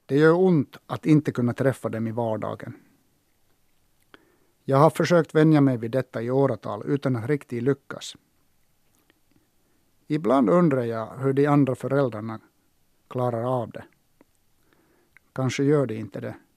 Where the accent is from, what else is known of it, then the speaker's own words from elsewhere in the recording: Sotkamo, Kainuu, Finland; born there; Jag föddes 1960 i Sotkamo. Farfar hade enda mataffären i byn en gång i tiden.